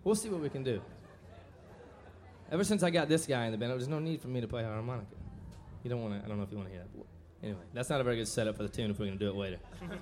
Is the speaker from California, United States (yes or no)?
no; St. Louis, Missouri, United States; We come from South City, St. Louis, Missouri